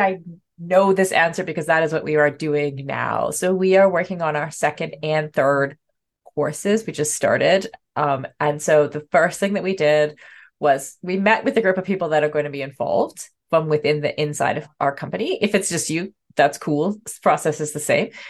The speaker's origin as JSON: {"language": "English", "country": "Canada", "said": "as a Canadian"}